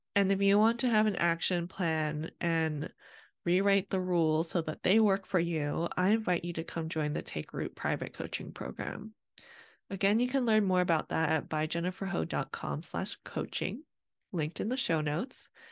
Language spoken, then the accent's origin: English; California, United States; I was born in California to my Vietnamese immigrant parents